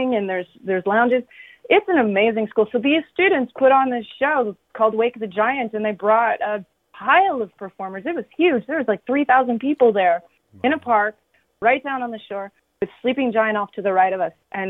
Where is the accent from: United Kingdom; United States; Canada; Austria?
Canada; Wingham, Ontario; also born or lived in Goderich; growing up in Wingham, which is a very surrounded by a lot of farms.